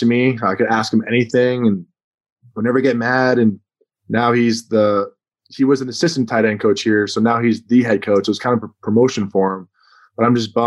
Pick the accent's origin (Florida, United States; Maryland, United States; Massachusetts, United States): Massachusetts, United States; growing up, I was a huge Patriots fan, all Boston sports fans, because I'm from Massachusetts